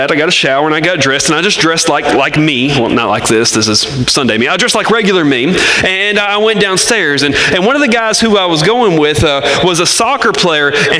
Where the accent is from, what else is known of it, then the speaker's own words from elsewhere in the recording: Arkansas, United States; I'm from Arkansas